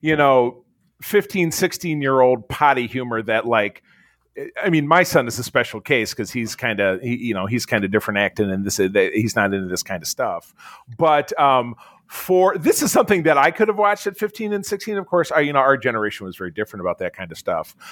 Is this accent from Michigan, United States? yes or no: yes; Detroit, Michigan, United States; I'm from Detroit